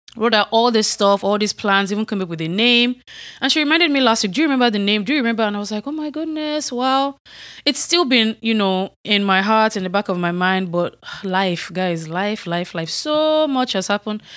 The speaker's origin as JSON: {"language": "English", "country": "Nigeria", "moved": "yes", "said": "I'm from Nigeria"}